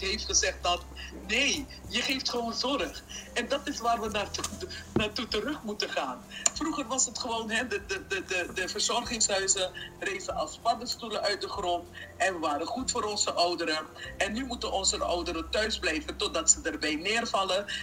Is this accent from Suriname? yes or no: yes; Suriname; moved away; also born or lived in Curaçao; ik, ben geboren en getogen in Suriname